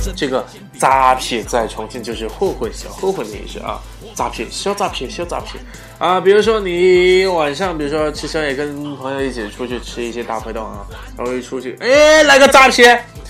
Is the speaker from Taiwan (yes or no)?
no; China; 我们中国人